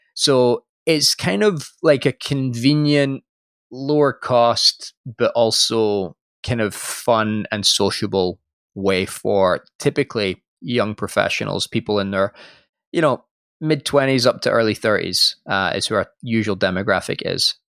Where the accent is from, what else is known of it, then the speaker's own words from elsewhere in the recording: Scotland, United Kingdom; moved away; I am from Scotland originally